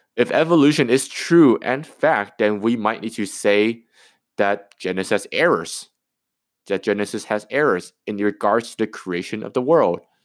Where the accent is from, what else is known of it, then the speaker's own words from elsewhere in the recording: Canada; I'm a Canadian, I, I, I'm from Canada